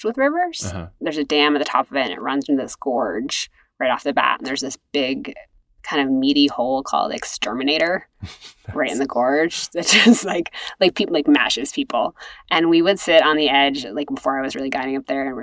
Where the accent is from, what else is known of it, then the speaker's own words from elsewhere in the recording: Cambridge, Massachusetts, United States; moved away as an adult; also born or lived in Maine; I'm a kid from Cambridge, Massachusetts. Like we did not have that where I grew up